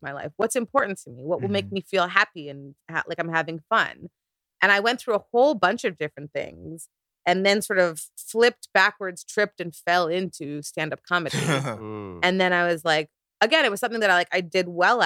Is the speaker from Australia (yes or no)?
no; Canada; also born or lived in South Korea; as a Nigerian Canadian